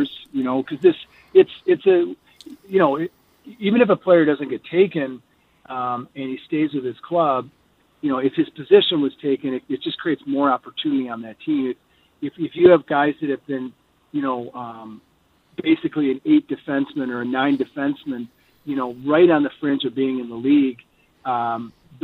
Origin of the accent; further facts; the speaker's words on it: Michigan, United States; now in Colorado, United States; It's where I spend most mm-hmm. of my time, but I'm from Michigan